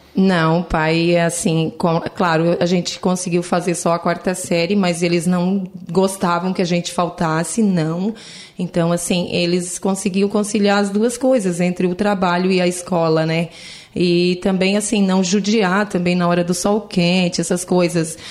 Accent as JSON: {"language": "Portuguese", "town": "Lauro Müller", "region": "Santa Catarina", "country": "Brazil", "tie": "born or raised there", "said": "Sim, sou natural de Lauro Miller. Nasci, me criei né, nesse lugar"}